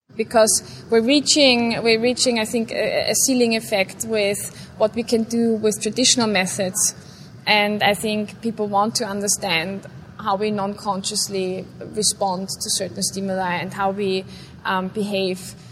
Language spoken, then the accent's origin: English; Vienna, Austria; I grew up in uh, Vienna, Austria